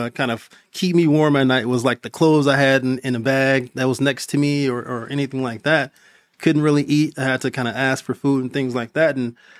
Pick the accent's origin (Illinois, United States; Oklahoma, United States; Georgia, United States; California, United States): California, United States; Compton; I currently, I'm from Compton, California.